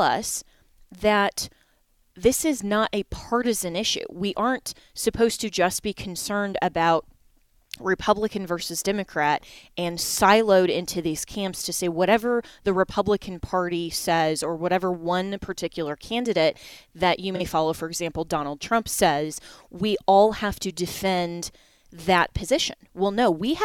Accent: Colorado, United States; here in my home state of Colorado

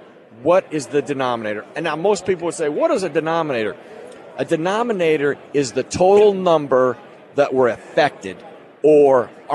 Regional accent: Idaho, United States; moved away; I'm from Idaho

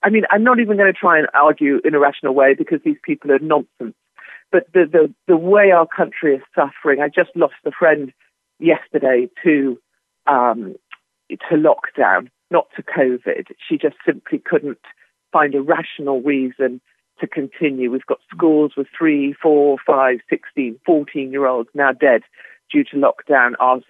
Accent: United Kingdom; I'm banned from America, not just for being me, although that will come one day, but for my kind of British Ebola. I'm banned from leaving the UK.

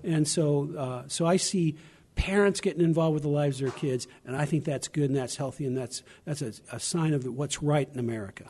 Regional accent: Arkansas, United States; I was born in Arkansas, not Tennessee

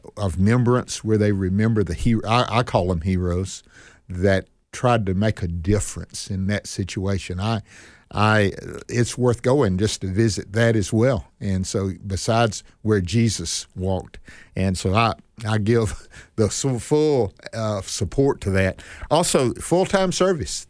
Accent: Northeast Mississippi, United States; I was born here in Northeast Mississippi.

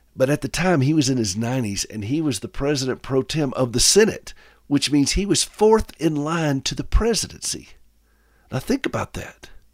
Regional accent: South Carolina, United States; I'm from South Carolina

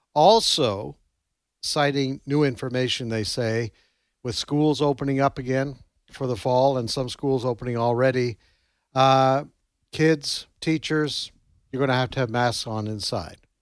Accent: Canada; now in Tupelo, United States; when I was growing up in Canada

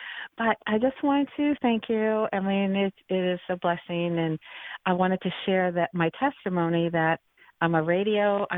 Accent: St. Louis, Missouri, United States; also born or lived in Boston, Massachusetts; now in Garland, United States; I'm from St. Louis, so go Cardinals.

